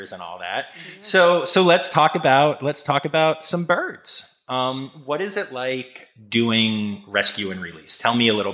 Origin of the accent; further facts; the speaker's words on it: Harrisburg, Pennsylvania, United States; also born or lived in Philadelphia area, Pennsylvania; I'm, I'm from Pennsylvania. Oh, I, oh, nice. I grew up in the Harrisburg area, uh, graduated from Penn State, and, and live uh, outside of Philadelphia